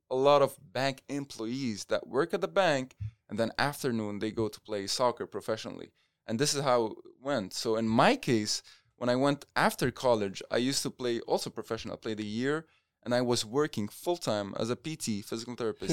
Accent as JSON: {"language": "English", "country": "Lebanon", "tie": "born or raised there", "moved": "as an adult", "lives_now": "United States", "said": "I'm Lebanese, so born and raised in Lebanon"}